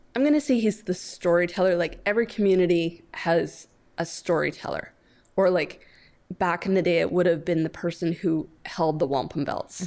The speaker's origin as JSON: {"language": "English", "area": "near the Thames River", "region": "Ontario", "country": "Canada", "tie": "born or raised there", "said": "right outside my hometown, just to the north, is the Thames River"}